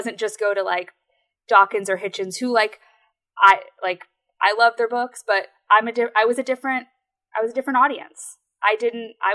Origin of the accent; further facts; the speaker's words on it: Connecticut, United States; I'm from Connecticut, and I'm in Connecticut right now